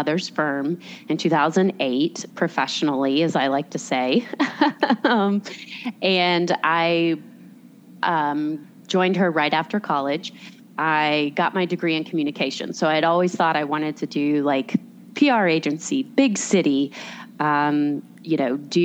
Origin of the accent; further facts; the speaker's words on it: Raleigh, North Carolina, United States; I was born and raised in Raleigh